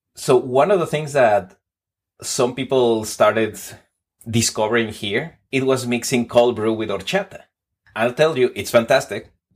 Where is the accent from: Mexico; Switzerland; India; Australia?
Mexico; Mexico City; English is a second language; moved away as an adult; now in Texas, United States; I was born in Mexico City, traveled around on my twenties, then relocated to the United States on my thirties